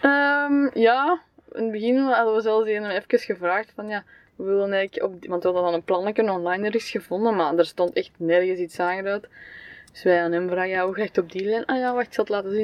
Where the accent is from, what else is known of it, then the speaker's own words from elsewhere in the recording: Belgium; Als Belg